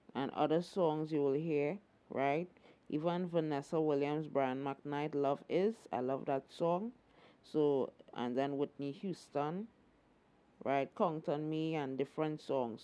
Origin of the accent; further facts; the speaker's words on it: Trinidad & Tobago; Queen Elizabeth did come to our shores